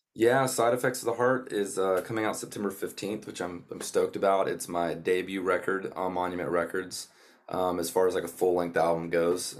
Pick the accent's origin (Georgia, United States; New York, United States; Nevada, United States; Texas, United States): Georgia, United States; North; now in Nashville, United States; I was born and raised in North Georgia on a, on a small horse farm down there